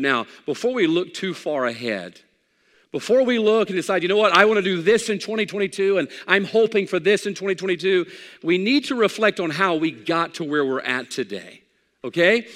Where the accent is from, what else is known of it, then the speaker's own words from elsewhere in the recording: United States; I'm an American